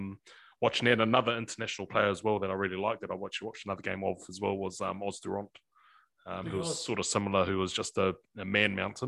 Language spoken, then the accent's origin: English; Whanganui, Manawatū-Whanganui, New Zealand; moved away as an adult; I grew up in Whanganui